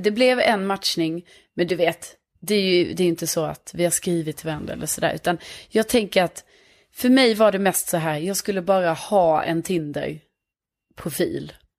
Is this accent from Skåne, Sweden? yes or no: yes; Lund, Skåne, Sweden; accent: Skånska; moved away as an adult; now in Stockholm, Sweden; jag är från Lund men bor i Stockholm.